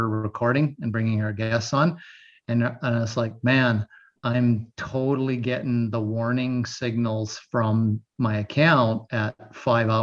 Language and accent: English; Cranbrook, British Columbia, Canada; my grandfather brought to me at the hospital in Cranbrook on Christmas morning